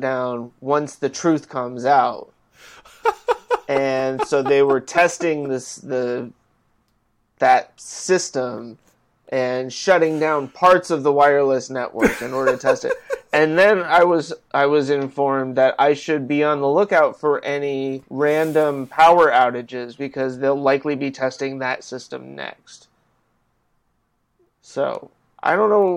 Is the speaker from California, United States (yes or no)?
yes; California, United States; moved away; Growing up in California